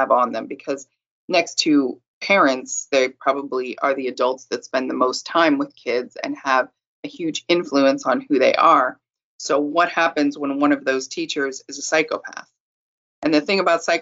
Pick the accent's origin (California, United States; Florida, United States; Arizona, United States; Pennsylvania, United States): California, United States; I'm from California